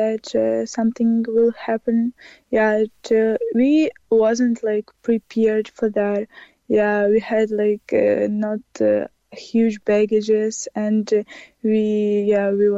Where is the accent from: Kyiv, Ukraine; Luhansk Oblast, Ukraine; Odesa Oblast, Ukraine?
Kyiv, Ukraine; now in Cork, Ireland